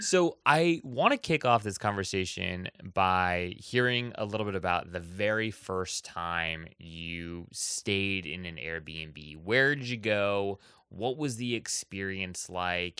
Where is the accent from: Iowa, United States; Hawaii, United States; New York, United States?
Hawaii, United States; Oahu; I was actually born and raised in Hawaii on the island of Oahu